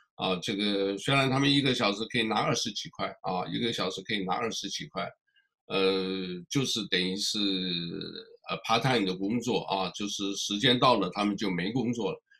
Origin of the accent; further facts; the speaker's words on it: Fujian, China; moved away; 我们福建人